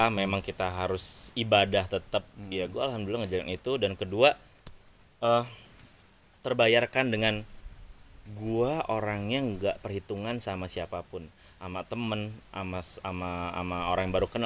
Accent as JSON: {"language": "Indonesian", "region": "Lampung", "country": "Indonesia", "said": "gue dari Lampung gue bangga gue dari"}